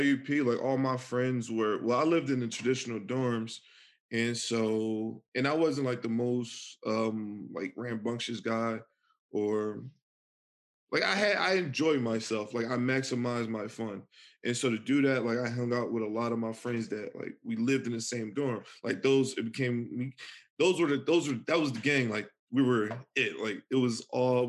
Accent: Philadelphia, Pennsylvania, United States; I'm from Philly. Like, it's real. Like, I'm from the hood

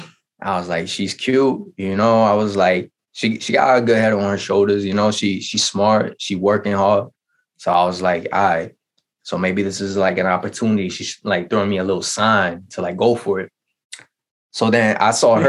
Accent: Westchester, New York, United States; I'm from Westchester.

